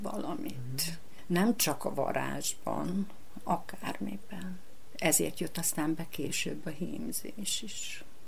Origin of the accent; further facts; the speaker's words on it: Jazovo, Vojvodina, Serbia; also born or lived in Senta; Én jázovai születésű vagyok, bán, bánati, picinke magyar falu.